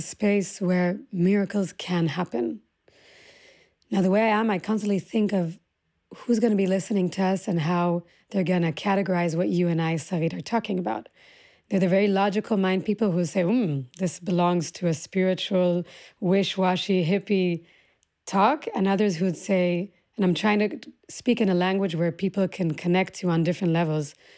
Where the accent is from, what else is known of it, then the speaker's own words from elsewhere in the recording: Omer, Southern District, Israel; also born or lived in United States / Singapore; I came to Israel when I was six through, I was born in the States, through Singapore, came to Israel. But that landscape of which I grew up was, uh, the Negev